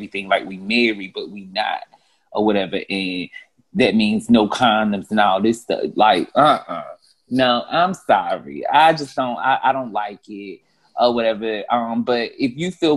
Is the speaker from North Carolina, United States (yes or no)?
yes; North Carolina, United States; now in Atlanta, United States; I'm from the nice southern town of North Carolina, but I reside in Atlanta at the moment